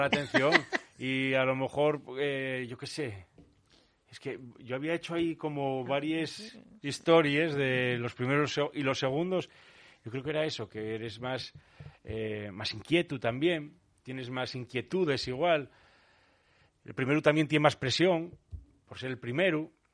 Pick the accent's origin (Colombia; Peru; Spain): Spain; Oviedo, Asturias; also born or lived in Vigo; yo con diez años llegué aquí a Oviedo, esto era en Vigo